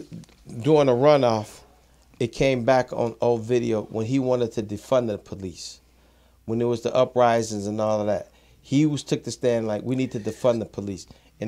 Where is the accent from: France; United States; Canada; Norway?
United States; Chicago, Illinois; I'm from Chicago. And they bringing them into my mom's neighborhood, the neighborhood that I grew up in.